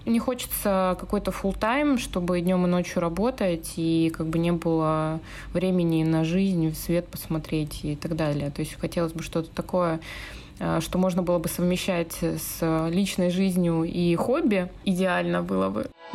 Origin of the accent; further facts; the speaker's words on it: Yekaterinburg, Sverdlovsk Oblast, Russia; moved away; also born or lived in Moscow; откуда мои корни. Я вообще с компрессорного, с Екатеринбурга